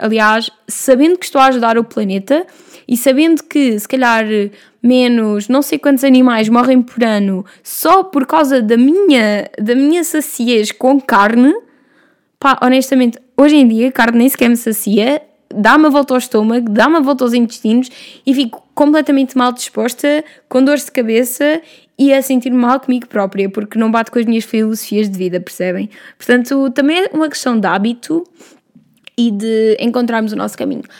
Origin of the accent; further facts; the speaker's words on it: Vila Franca de Xira, Lisbon, Portugal; eu venho de Vila Franca de Xira, lá ao lado de Castanheira do Ribatejo